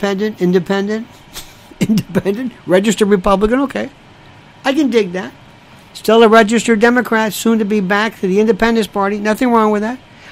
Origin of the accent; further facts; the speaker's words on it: Canada; I'm Canadian. That's okay, cringe.